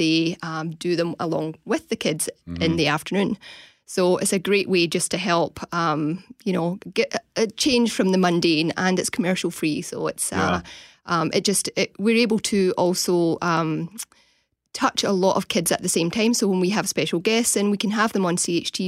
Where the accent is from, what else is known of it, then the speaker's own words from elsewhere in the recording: Scotland, United Kingdom; moved away; I'm from Scotland